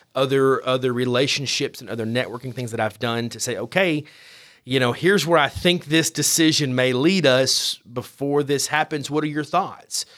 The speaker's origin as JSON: {"language": "English", "town": "Paris", "region": "Tennessee", "country": "United States", "tie": "born or raised there", "said": "I'm born and raised in Paris, Tennessee"}